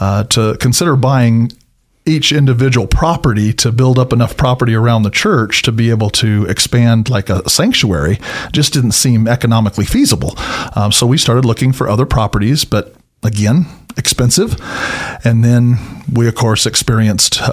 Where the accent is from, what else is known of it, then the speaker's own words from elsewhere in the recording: Boise, Idaho, United States; also born or lived in Reedsport, Oregon; I was born and raised here in Boise